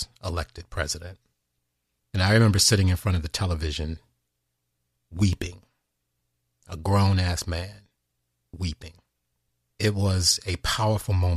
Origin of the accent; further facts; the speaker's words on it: United States; a man who was born and raised in this country